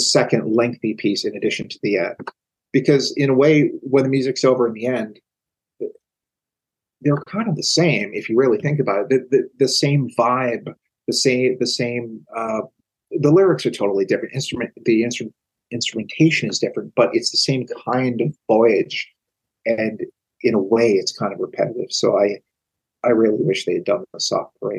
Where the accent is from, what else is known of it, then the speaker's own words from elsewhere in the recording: Boston, Massachusetts, United States; As a Bostonian